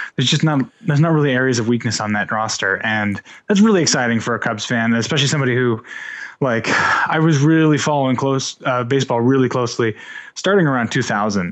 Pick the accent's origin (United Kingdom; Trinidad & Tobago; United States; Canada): United States; Panama City, Florida; also born or lived in Indiana; I was born in Indiana, grew up watching W G N here in Panama City